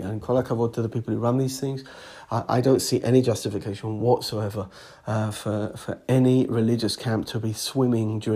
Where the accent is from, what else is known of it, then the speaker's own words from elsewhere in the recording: England, United Kingdom; moved away as an adult; now in Alon Shvut; the Bnei Akiva society that I grew up in England, and when I was a Madrich later in England